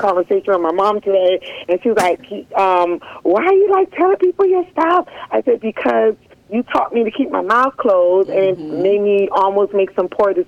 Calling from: South Florida, United States; calling from South Florida

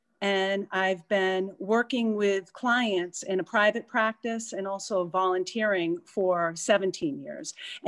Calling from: Martha's Vineyard, Massachusetts, United States; So I am calling in from Martha's Vineyard. It's feel very blessed to be here.

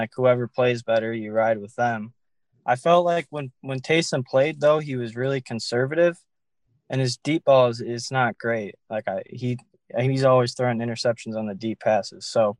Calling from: Fenton, Michigan, United States; Michigan, Fenton, Michigan, small town.

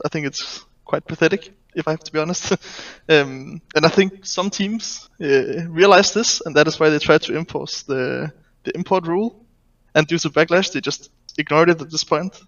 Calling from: Denmark; I'm calling from Denmark

